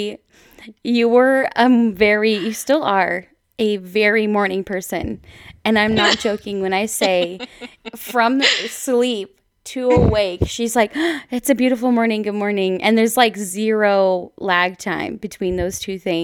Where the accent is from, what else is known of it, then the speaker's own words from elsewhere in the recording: Colfax, Washington, United States; also born or lived in Walla Walla, Washington / India; I grew up in an even smaller town in rural Whitman County, Colfax, Washington